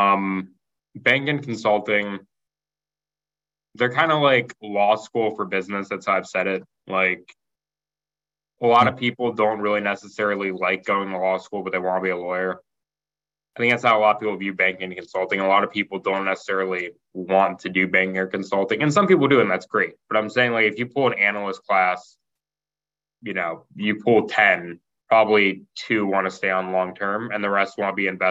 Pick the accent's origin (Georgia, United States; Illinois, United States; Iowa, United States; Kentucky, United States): Kentucky, United States; moved away as an adult; also born or lived in Indiana; I grew up in Kentucky